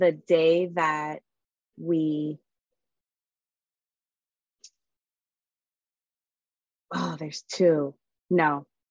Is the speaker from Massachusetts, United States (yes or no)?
yes; Boston, Massachusetts, United States; moved away; also born or lived in Arizona; born and raised in Boston, my mother's Italian and my father's Dominican